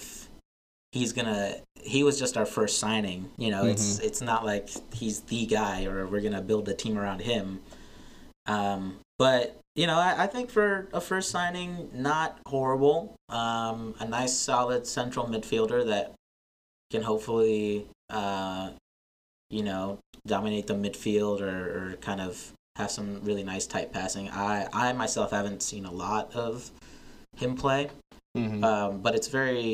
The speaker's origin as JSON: {"language": "English", "town": "Charlotte", "region": "North Carolina", "country": "United States", "tie": "born or raised there", "said": "I'm from Charlotte. I grew up in Charlotte. I went to school there before I went off to college"}